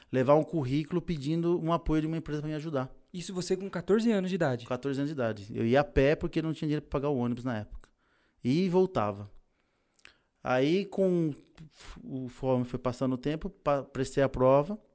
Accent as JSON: {"language": "Portuguese", "region": "Pernambuco", "country": "Brazil", "moved": "yes", "lives_now": "São Paulo, Brazil", "said": "É, em 1993 eu cheguei aqui em São Paulo, eu vim de Pernambuco por N motivos, né?"}